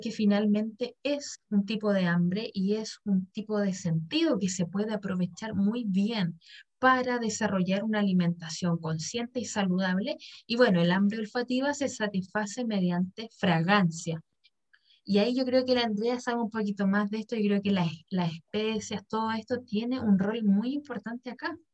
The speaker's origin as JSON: {"language": "Spanish", "country": "Chile", "said": "No, pues, soy bien chileno."}